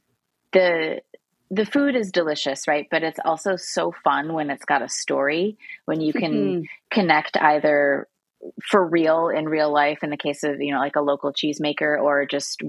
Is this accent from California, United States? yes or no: no; Illinois, United States; moved away as an adult; also born or lived in Boston / Brooklyn; moving back to my home state of Illinois and settling in Chicago